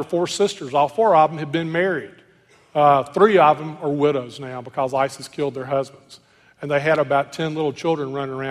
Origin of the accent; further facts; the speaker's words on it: Clarksdale, Mississippi, United States; I grew up in Clarksville, Mississippi, a little Delta town